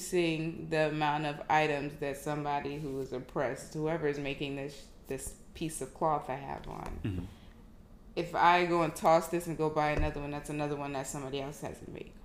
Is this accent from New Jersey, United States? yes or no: yes; New Jersey, United States; moved away as an adult; now in Houston, United States; I am from New Jersey. Born Nigerian American, family came here a few months shy of me being born from Nigeria, but I was born and raised in New Jersey